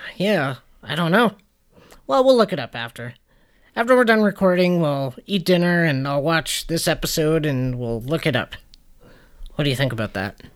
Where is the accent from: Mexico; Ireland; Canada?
Canada; we're Canadian